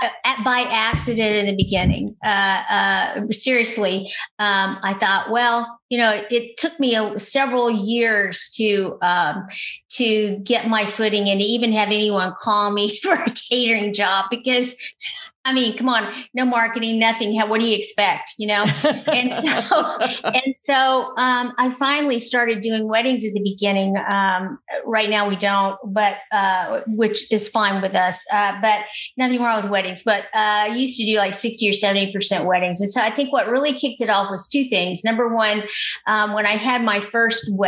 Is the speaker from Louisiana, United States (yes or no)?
yes; Louisiana, United States; I'm from Louisiana